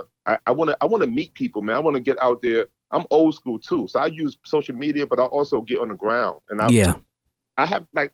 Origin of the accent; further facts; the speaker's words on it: New York City, New York, United States; moved away as an adult; also born or lived in Norfolk, Virginia; I'm from Harlem. I'm from New York.